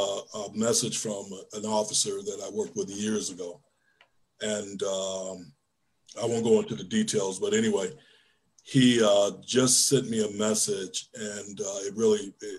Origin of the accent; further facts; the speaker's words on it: Detroit, Michigan, United States; moved away; growing up in Detroit as I did, I really never had a lot of contact with law enforcement